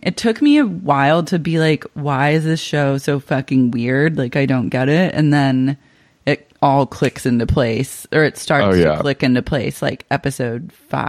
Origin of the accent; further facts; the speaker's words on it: Oklahoma City, Oklahoma, United States; growing up in Oklahoma City